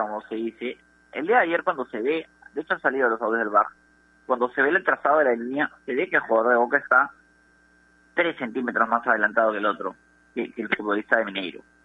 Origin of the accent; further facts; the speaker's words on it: Peru; Nosotros somos de Perú